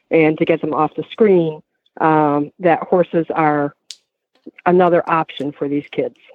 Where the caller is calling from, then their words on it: Massachusetts, United States; Uh, Massachusetts, Western Massachusetts.